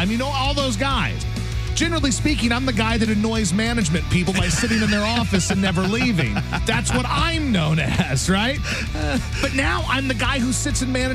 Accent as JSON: {"language": "English", "town": "Baton Rouge", "region": "Louisiana", "country": "United States", "tie": "born or raised there", "said": "when I grew up in Baton Rouge"}